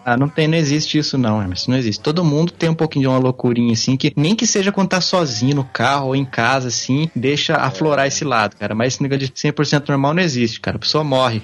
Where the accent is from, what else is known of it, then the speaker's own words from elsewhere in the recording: Pindamonhangaba, São Paulo, Brazil; now in Tatuí, Brazil; cidade onde eu nasci, Pindamonhangaba, São Paulo